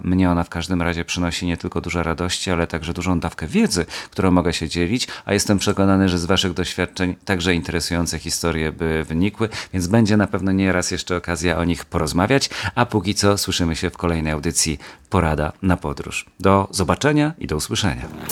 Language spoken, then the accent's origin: Polish; Kielce, Świętokrzyskie Voivodeship, Poland; also born or lived in Gdynia area; jestem kielczaninem z dziada pradziada